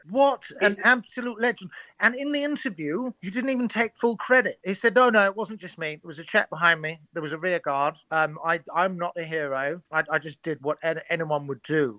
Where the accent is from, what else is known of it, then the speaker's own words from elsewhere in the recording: Surrey, South East England, United Kingdom; I'm from Surrey